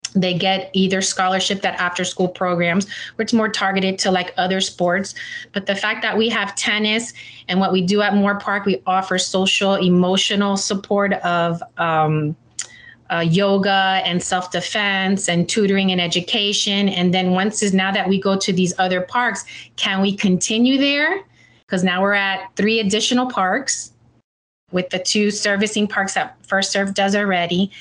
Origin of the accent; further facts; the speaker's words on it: Miami, Florida, United States; I'm born and raised. I'm a homegrown Miami uh, girl at heart